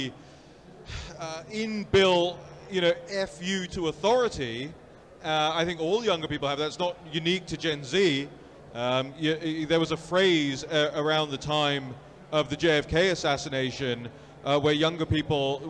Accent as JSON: {"language": "English", "region": "London", "country": "United Kingdom", "tie": "born or raised there", "moved": "yes", "said": "I was born and raised in London."}